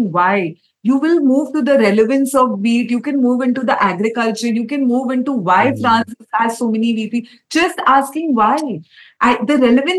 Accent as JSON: {"language": "English", "town": "Kolkata", "region": "West Bengal", "country": "India", "said": "I come from Calcutta"}